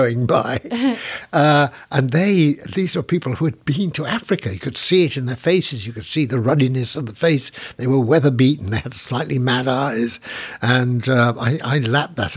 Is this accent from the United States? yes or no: no; Sheffield, Yorkshire and the Humber, United Kingdom; I was lucky enough to be born and brought up in the west side of Sheffield